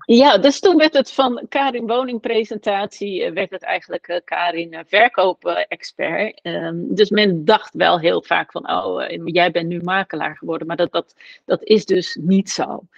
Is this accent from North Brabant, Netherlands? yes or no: no; Westland, South Holland, Netherlands; ben ik geboren in het Westland. Ehm, een omgeving waar gewoon eh, mensen ontzettend hard werken. Daar ben ik opgegroeid